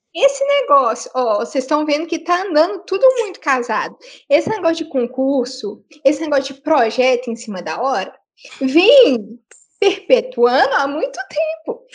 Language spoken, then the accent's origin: Portuguese; Minas Gerais, Brazil; Nós somos mineiras